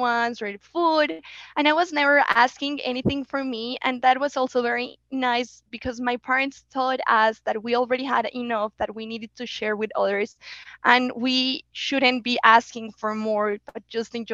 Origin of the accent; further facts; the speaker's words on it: Bogota, Colombia; English is a second language; moved away; also born or lived in United States; I was living in Bogota. I was born in Bogota. I'm a city girl.